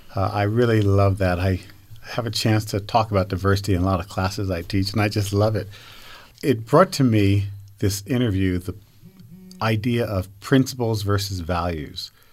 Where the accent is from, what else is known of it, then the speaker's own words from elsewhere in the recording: United States; now in Utah, United States; I grew up back in New York, New Jersey